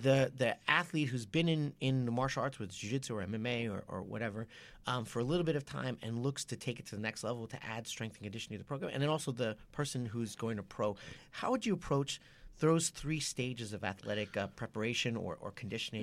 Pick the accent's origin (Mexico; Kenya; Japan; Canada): Japan; moved away; I was brought up in Japan